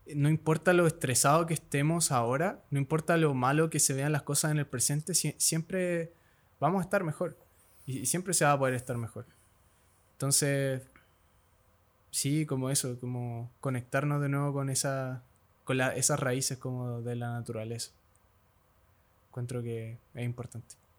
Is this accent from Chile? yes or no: yes; Santiago, Santiago Metropolitan Region, Chile; yo nací acá en Santiago, que es una gran ciudad, Santiago